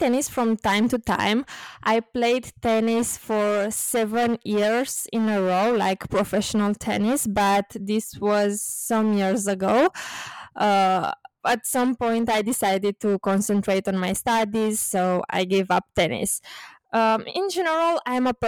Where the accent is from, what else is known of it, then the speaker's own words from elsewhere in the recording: Bucharest, Romania; also born or lived in London; growing up in Romania, spending time in Romania and Romania in general, because it is my country, of course.